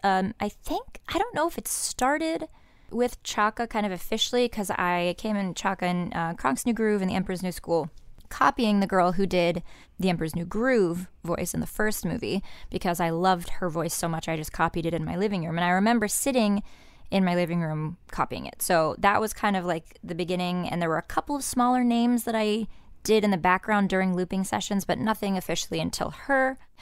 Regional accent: Indiana, United States; moved away

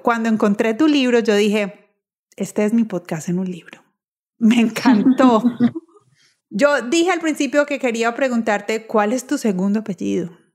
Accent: Colombia; moved away; los que estamos en Colombia, los colombianos, así vivamos en el exterior

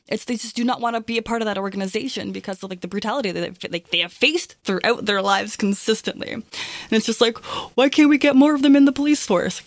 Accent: Toronto, Ontario, Canada; I grew up in Toronto

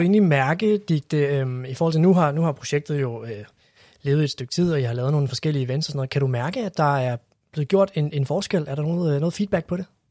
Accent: Copenhagen, Capital Region of Denmark, Denmark; som københavner

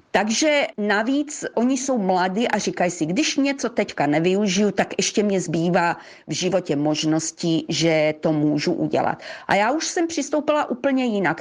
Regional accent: Croatia; já jsem krajanka z Chorvatska

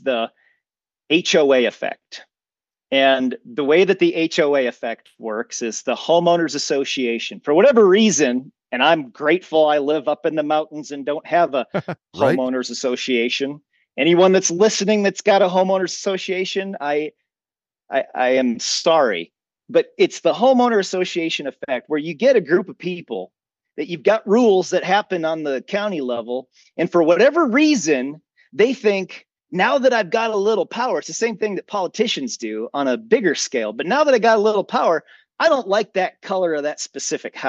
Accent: Minnesota, United States; moved away; when I was a child growing up in Minnesota till later on as an adult

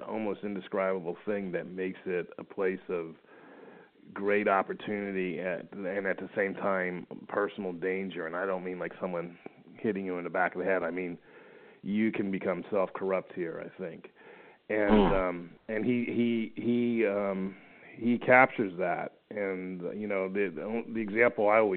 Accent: South Florida, United States; moved away as an adult; now in Los Angeles, United States; I grew up in South Florida

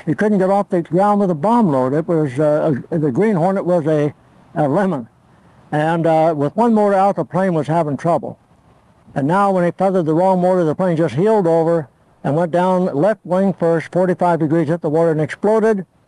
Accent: Torrance, California, United States; English is a second language; also born or lived in Olean, New York; I was born January 26, 1917 in Olean, New York. I moved to California for my health. I had pneumonia. and um, so ever since I was two years old, I lived in uh, Torrance, California, just south of LA, about 20 miles

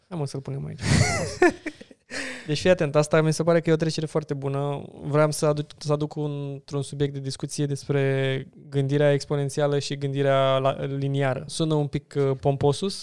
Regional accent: Romania; noi ca români

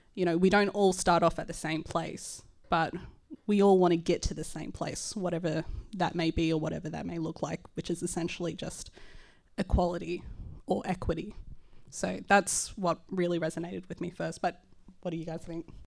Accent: Sydney, New South Wales, Australia; I am a Miriam Mir, uh, Larakia woman, so I'm Indigenous, uh, but I was raised here in Redfin

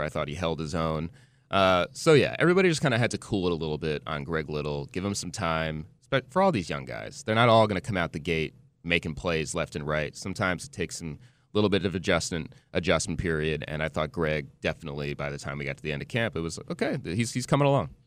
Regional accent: New Jersey, United States; also born or lived in Wisconsin; now in Charlotte, United States; I'm from New Jersey

